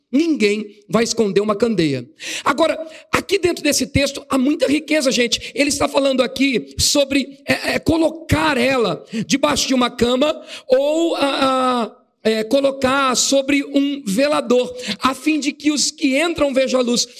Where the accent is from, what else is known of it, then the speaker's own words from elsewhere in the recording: São Paulo, Brazil; moved away as an adult; now in Assis, Brazil; sou da cidade de Assis, na verdade sou da capital São Paulo. Estou fazendo a obra de Deus em Assis, fui enviado para lá